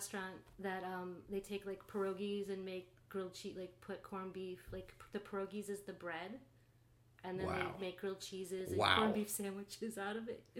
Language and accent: English; Cleveland, Ohio, United States; Oh yeah, I love Cleveland.